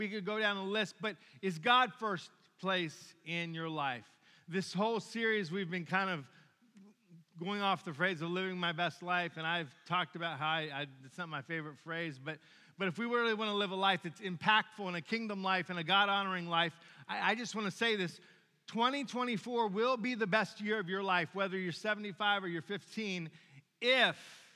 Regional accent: Williamsburg, Virginia, United States; moved away; I've been to Busch Gardens a bunch of times growing up in Williamsburg, Virginia

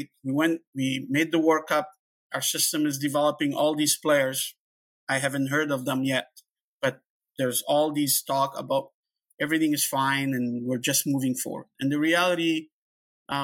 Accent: Canada

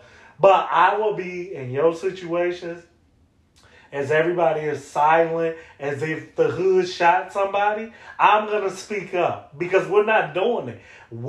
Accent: Chicago, Illinois, United States; And I'm from Chicago.

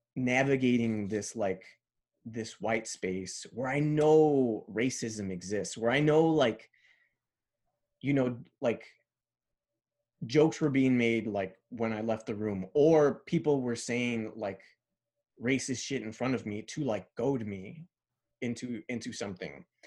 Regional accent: Chicago, Illinois, United States; first language Spanish; English is a second language; I went from, like, growing up in Pilsen to, like, growing up in, uh, Bridgeport

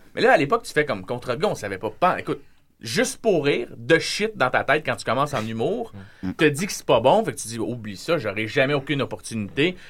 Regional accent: Repentigny, Quebec, Canada; je suis de Repentigny, puis j'ai grandi comme eux autres

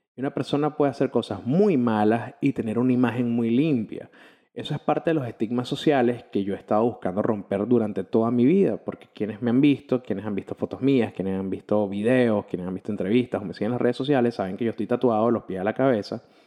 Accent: Caracas, Capital District, Venezuela; soy un periodista de Caracas, Venezuela

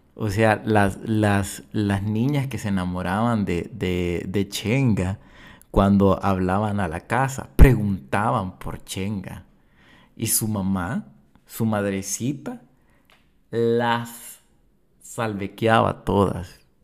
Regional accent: El Salvador; nosotros como salvadoreños

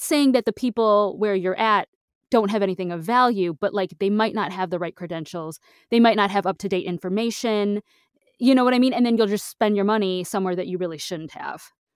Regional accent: Michigan, United States; I'm from Michigan

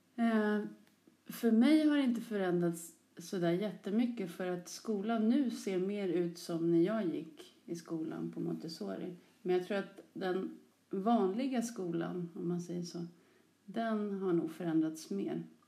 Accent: Sollentuna, Stockholm County, Sweden; Jag är uppväxt i Sollentuna, precis som du, men längre norrut. Något som heter Törnskogen

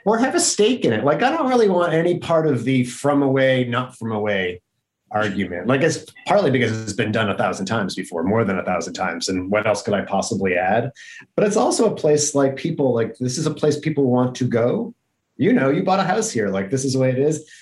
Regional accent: upstate New York, United States; I wrote about my hometown

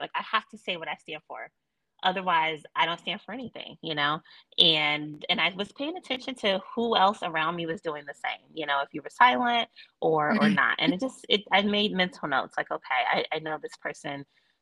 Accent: Chicago, Illinois, United States; I am born and raised in Chicago

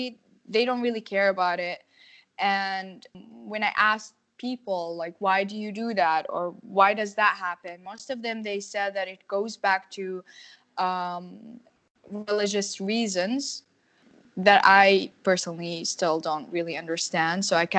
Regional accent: Jordan; I'm from Jordan. And I studied art, majored in sculpting.

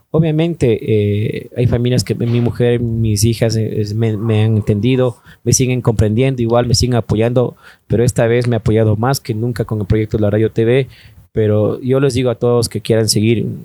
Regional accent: Pichincha, Ecuador; aquí en, Ecuador decimos vecina, vecino. Bueno, más que todo en Quito, ¿no?

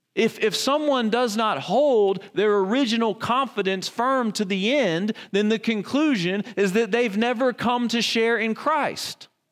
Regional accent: the Bible Belt, Southern United States, United States; I grew up in the Bible Belt

